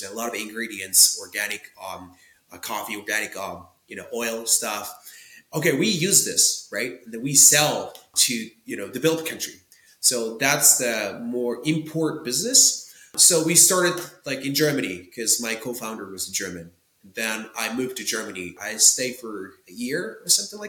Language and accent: English; Tokyo, Japan; English is a second language; I was born and raised in Tokyo, Japan